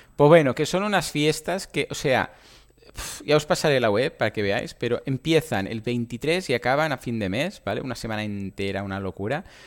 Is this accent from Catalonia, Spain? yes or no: yes; Catalonia, Spain; soy catalán